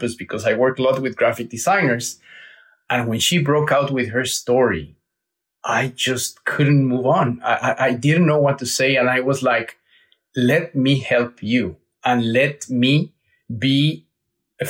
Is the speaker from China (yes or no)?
no; Mexico City, Mexico; I was born and raised in Mexico City with my mom and my dad